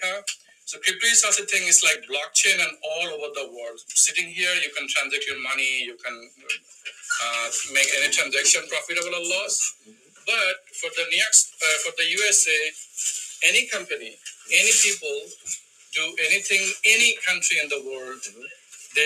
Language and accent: English; Bangladesh; now in United States; I'm from Bangladesh